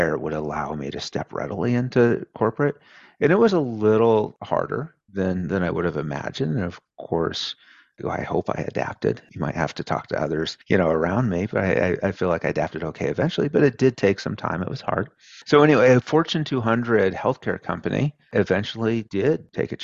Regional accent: rural Oregon, United States; moved away; my mom still lives in the same house where I grew up. So if you go into my childhood bedroom in that house today in rural Oregon

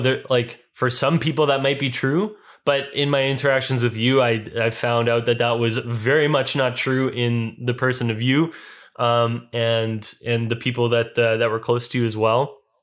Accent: Winnipeg, Manitoba, Canada; I attended Gospel Mennonite Church and Winnipeg Mennonite Elementary School and Mennonite Brethren Collegiate Institute and Canadian Mennonite University

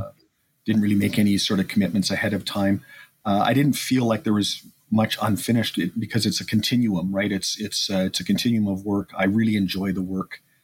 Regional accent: Edmonton, Alberta, Canada; born and raised in Edmonton

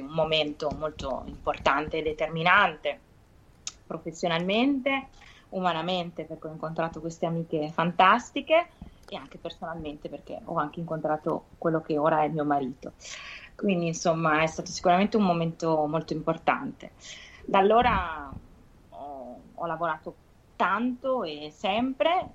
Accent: Piacenza, Emilia-Romagna, Italy; Io sono di Piacenza

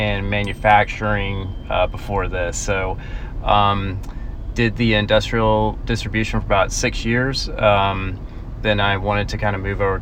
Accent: Georgia, United States; I grew up in Georgia. Lived here all my life

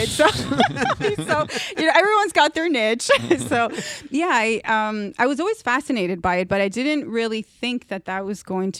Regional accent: Dominican Republic; I'm from Dominican Republic, which is a beautiful island.

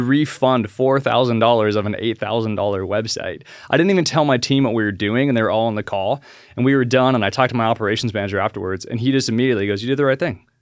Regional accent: Alaska, United States; I was born and raised in Alaska

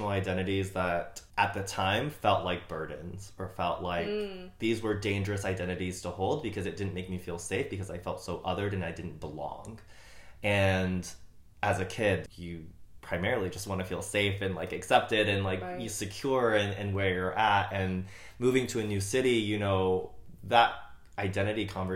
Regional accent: Pflugerville, Texas, United States; born or raised there; also born or lived in San Angelo, Texas; now in Austin, United States

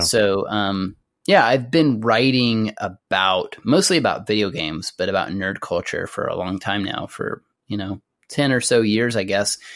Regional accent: Amarillo, Texas, United States; I grew up in Amarillo, Texas, which is in the Texas Panhandle.

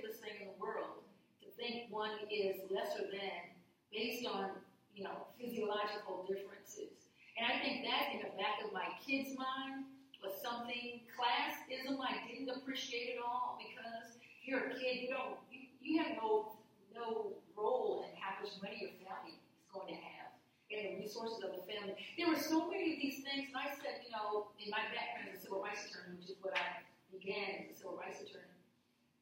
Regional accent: Midwest, United States; moved away; I grew up in the Midwest. I haven't lived there many decades, but I grew up there

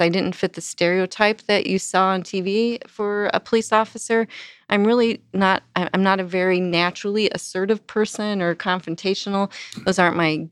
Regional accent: Chatham, Illinois, United States; moved away as an adult; also born or lived in Lincoln, Illinois / California; now in Morris, United States; I grew up in Chatham, Illinois, just south of Springfield

